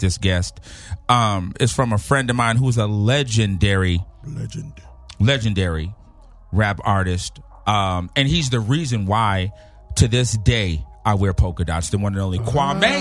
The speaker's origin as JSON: {"language": "English", "region": "California", "country": "United States", "tie": "born or raised there", "also_born_or_lived": "New York", "said": "I moved from New York to California when I was 5"}